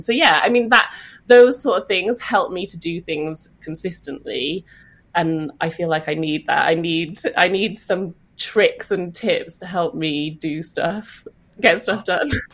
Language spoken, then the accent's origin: English; Welsh, Wales, United Kingdom; I'm Welsh